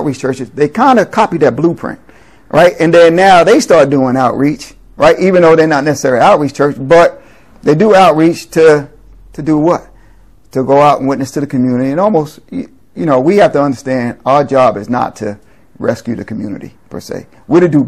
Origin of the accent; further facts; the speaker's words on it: New York City, New York, United States; growing up in New York City